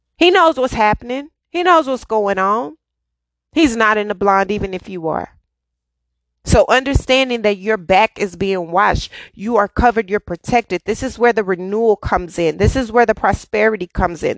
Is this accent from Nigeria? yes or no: no; Dallas, Texas, United States; I'm born and raised in Dallas